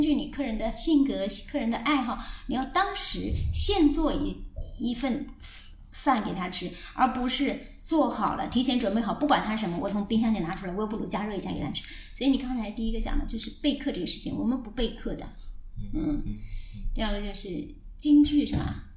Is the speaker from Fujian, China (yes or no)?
no; Anhui, China; moved away as an adult; 我是从安徽来的